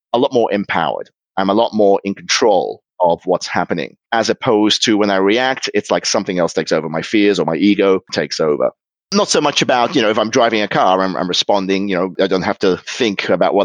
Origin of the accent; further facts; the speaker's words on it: Sydney, New South Wales, Australia; moved away as an adult; also born or lived in Germany / Liverpool, United Kingdom; now in Tokyo, Japan; I spent the first 8 years of my life in Liverpool, where my mother's from. So I had a real Scouse accent, which I quickly lost when the family moved to Australia when I was eight. And so I became Australian.